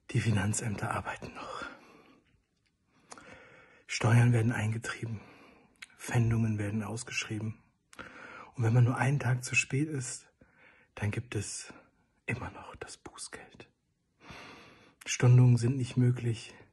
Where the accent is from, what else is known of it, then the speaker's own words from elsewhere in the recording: Mannheim, Baden-Württemberg, Germany; Bei uns in Mannheim